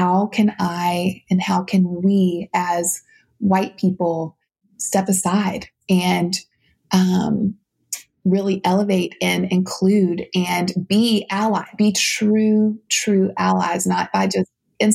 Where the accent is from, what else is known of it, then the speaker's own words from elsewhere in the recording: South Louisiana, United States; I grew up in South Louisiana, my dances mm-hmm. were segregated